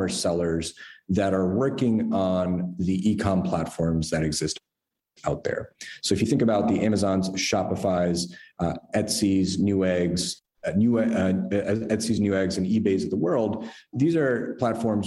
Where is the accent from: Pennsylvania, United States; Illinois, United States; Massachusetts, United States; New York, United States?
New York, United States; moved away as an adult; also born or lived in San Francisco; I'm originally a New Yorker, you know, here my whole life